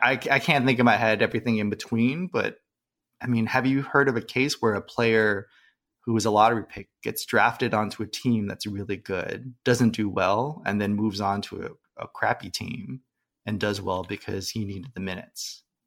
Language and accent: English; San Jose, California, United States; growing up in San Jose